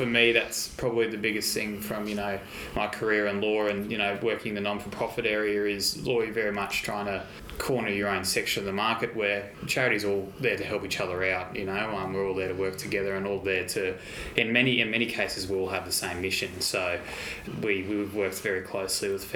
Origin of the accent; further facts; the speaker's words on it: Brisbane, Queensland, Australia; we grew up in the Brisbane community